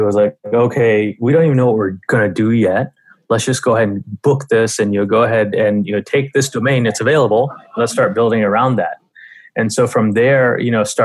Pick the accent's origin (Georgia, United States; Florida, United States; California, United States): Georgia, United States; Atlanta; moved away as an adult; also born or lived in India; now in New York, United States; I moved to the U.S. I grew up in Atlanta